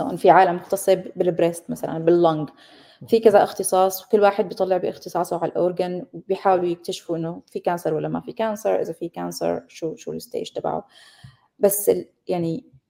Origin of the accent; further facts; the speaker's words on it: Syria; moved away as an adult; also born or lived in Damascus, Syria / Leuven, Belgium / Copenhagen, Denmark; أصلي سورية عشت وربيت بسوريا